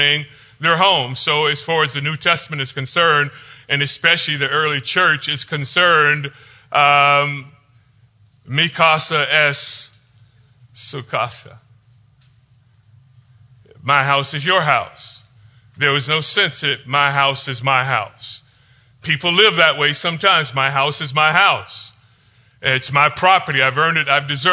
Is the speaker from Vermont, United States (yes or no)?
no; Florida, United States; growing up in Florida